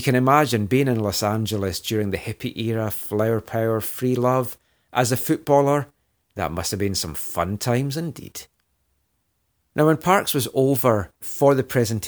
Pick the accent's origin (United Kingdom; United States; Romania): United Kingdom; Scotland; accent: Scottish; now in Vancouver, Canada; when I was growing up in Scotland, I was a West Ham fan